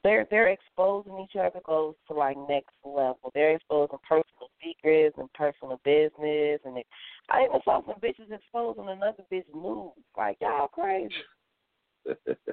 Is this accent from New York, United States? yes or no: no; Chicago, Illinois, United States; also born or lived in Memphis; I'm from Chicago